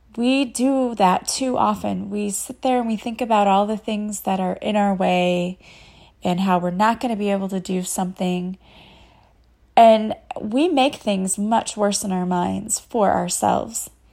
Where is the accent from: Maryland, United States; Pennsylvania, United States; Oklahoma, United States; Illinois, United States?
Illinois, United States; Collinsville; I am from Collinsville, Illinois, which is a suburb of Saint Louis.